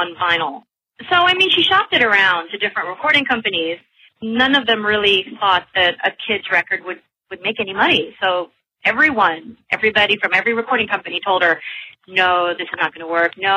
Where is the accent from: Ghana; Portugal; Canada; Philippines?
Philippines; Manila, Metro Manila; also born or lived in London; I just kept on working pretty much in Manila, which is where I'm from